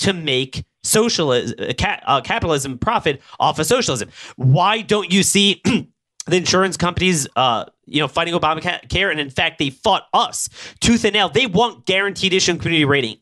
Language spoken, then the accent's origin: English; Baltimore, Maryland, United States; my hometown, Baltimore, Baltimore County